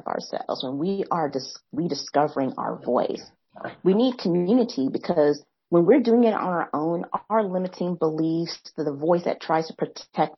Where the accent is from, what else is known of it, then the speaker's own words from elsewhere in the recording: Midwest, United States; accent: Midwest; now in the South, United States; I grew up in the Midwest. And like, ah, that's that accent we're hearing, that Midwest accent